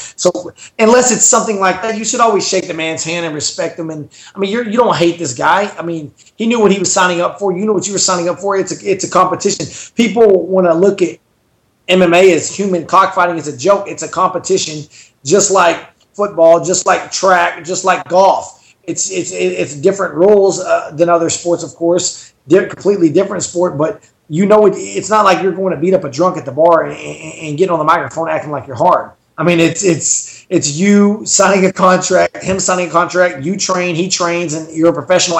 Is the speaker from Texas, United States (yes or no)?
yes; Dallas, Texas, United States; I'm from Dallas